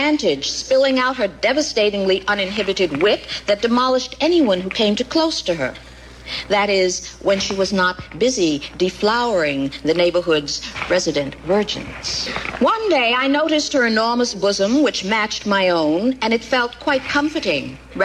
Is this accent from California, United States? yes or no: no; New York City, New York, United States; being a Black lesbian growing up in New York